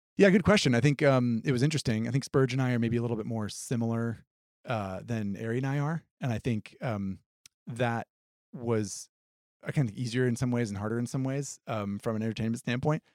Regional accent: Vermont, United States; I grew up in Vermont

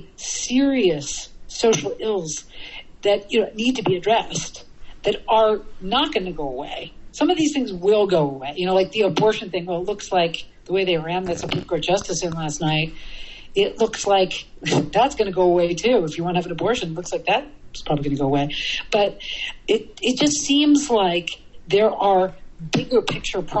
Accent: New York City, New York, United States; I'm from New York City

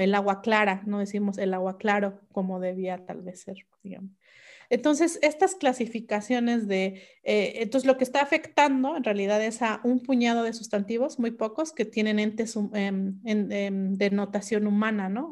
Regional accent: Mixe region, Oaxaca, Mexico; first language Mixe; Spanish is a second language; mi lengua materna el mije

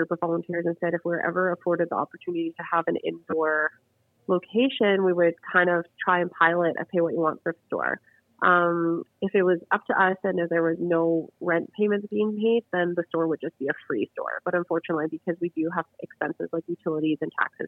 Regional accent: Calgary, Alberta, Canada; I'm born and raised in Calgary

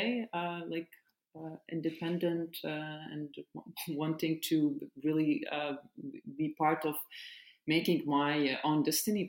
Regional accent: Nazareth, Northern District, Israel; I was born and raised in Nazareth

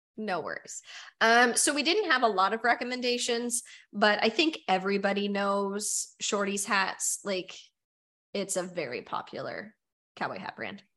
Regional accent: Nova Scotia, Canada; we're from Nova Scotia

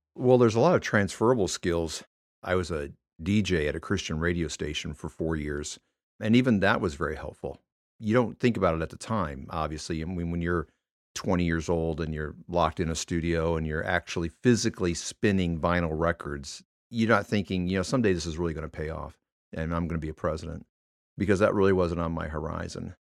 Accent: Michigan, United States; moved away; I was born and raised in Michigan

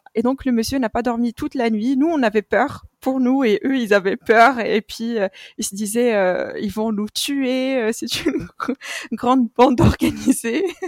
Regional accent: Morocco; moved away; Le Maroc est mon pays d'origine

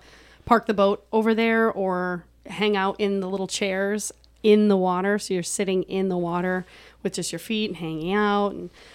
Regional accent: Door County, Wisconsin, United States; moved away; I came from Door County, so I'm a big fan of the Bay.

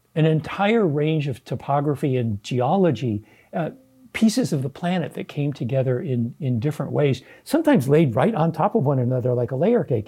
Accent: Southern California, United States; moved away as an adult; now in Sacramento, United States; I am a California native. Uh, my father was born here. My mom came here from Minnesota when she was three. I grew up in Southern California

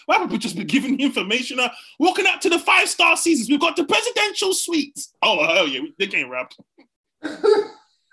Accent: England, United Kingdom; I grew up in England

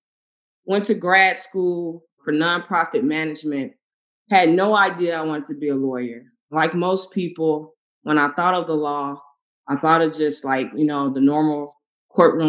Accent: Memphis, Tennessee, United States; moved away as an adult; also born or lived in Arkansas; now in Chicago, United States; I grew up in Memphis, went to undergrad in Arkansas, and I moved to Chicago to do grad school

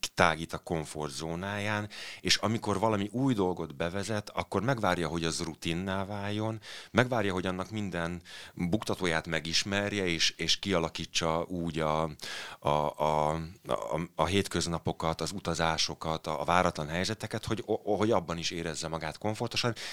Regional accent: Bonyhád, Tolna, Hungary; also born or lived in Kaposvár area; now in Budapest, Hungary; én egyébként egy panelgyerek vagyok, Bonyhádon születtem egy kisvárosban

